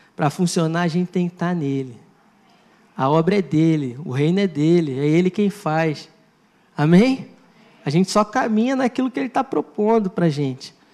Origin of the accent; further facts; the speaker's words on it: Maricá, Rio de Janeiro, Brazil; eu estou em Maricá